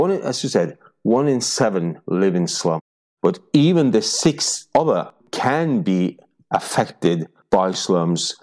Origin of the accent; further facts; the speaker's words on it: Norway; my hometown, born here